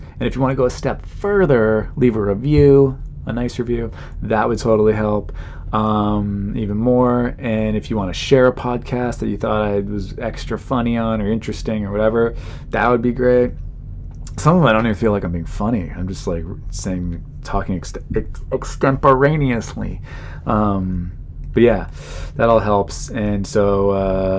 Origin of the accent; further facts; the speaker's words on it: Southern California, United States; I'm from Southern California and my parents are still alive and they still live there